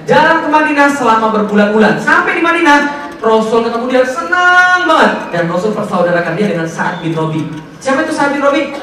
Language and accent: Indonesian; Palembang, South Sumatra, Indonesia; Saya orang Palembang, ngomong pakai bahasa Palembang.